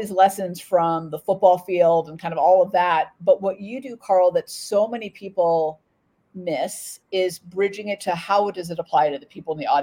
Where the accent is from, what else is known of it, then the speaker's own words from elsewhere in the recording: Oakland, California, United States; I grew up in Oakland. So I grew up in the East Bay